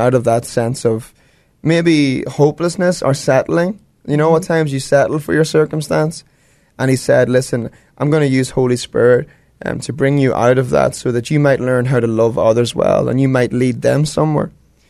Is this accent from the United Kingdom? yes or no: no; Ireland; moved away; I'm from Ireland